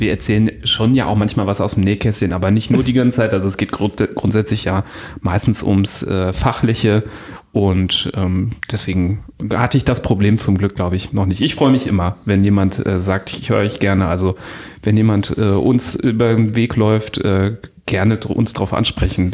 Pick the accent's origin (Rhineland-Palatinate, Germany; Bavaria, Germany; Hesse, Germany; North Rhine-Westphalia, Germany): North Rhine-Westphalia, Germany; Düsseldorf; als Düsseldorfer